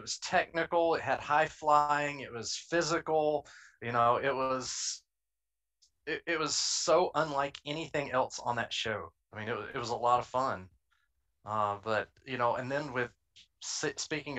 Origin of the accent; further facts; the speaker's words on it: Middle Tennessee, United States; I was raised in Middle Tennessee.